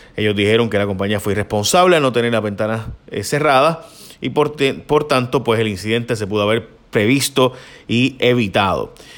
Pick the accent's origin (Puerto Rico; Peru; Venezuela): Puerto Rico; como puertorriqueño